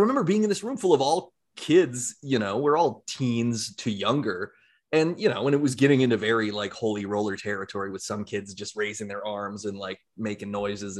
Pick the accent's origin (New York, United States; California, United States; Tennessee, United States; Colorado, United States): Colorado, United States; Castle Rock; I grew up in Castle Rock, which is a very conservative community in Colorado.